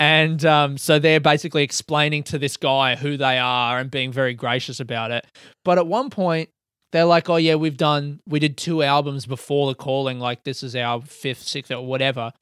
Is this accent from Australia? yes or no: yes; Adelaide, South Australia, Australia; me growing up in Adelaide